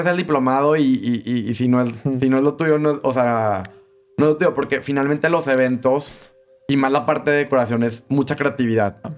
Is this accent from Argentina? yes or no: no; Torreón, Coahuila, Mexico; aquí en Torreón